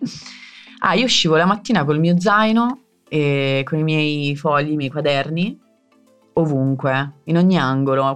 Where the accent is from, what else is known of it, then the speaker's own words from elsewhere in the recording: Zungoli, Campania, Italy; now in Rimini, Italy; la mia casa dove ci sono le mie radici, il mio paesino in provincia di Avellino che è Zungoli